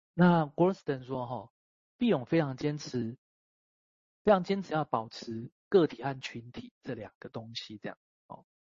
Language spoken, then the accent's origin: Chinese; Taiwan; 我出生在台湾嘛